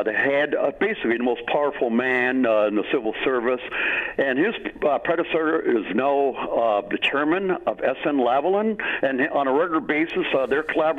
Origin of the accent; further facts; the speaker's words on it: Canada; as a Canadian, I'm a Canadian historian. I have a degree in Canadian history.